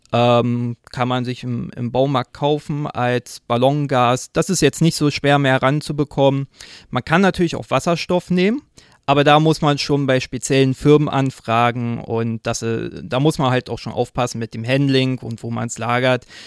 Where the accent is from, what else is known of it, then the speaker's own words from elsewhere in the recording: Berlin, Germany; ich komme aus Berlin